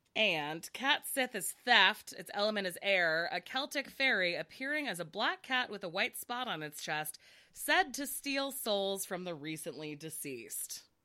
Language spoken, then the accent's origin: English; United States; I was raised in the United States and have never been to Asia or lived in Asia